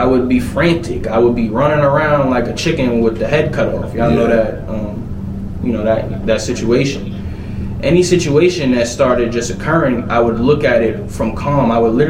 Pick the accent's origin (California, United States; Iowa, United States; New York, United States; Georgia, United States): New York, United States; I'm from New York. It's just the mentality, right?